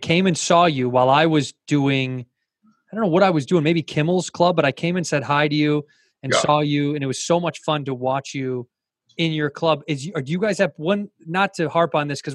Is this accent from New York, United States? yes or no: no; Chicago, Illinois, United States; I grew up in Chicago. And then by the time I got to high school, then I was in the western suburbs of Chicago